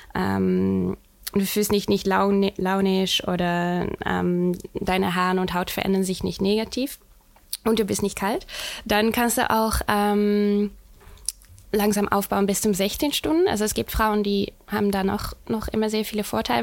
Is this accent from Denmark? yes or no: no; Netherlands; accent: Dutch; German is a second language; moved away as an adult; now in Hamburg, Germany; ich komme ursprünglich aus den Niederlanden